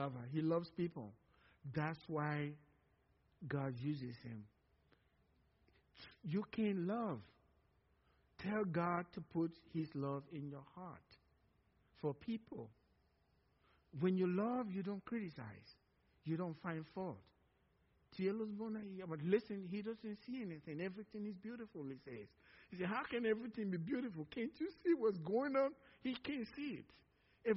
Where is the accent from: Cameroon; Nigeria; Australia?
Nigeria; now in Cypress, TX, United States; from Nigeria